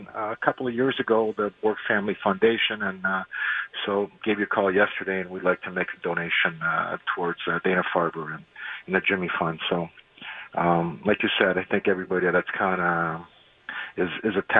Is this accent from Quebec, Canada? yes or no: yes; Montreal, Quebec, Canada; we grew up in Montreal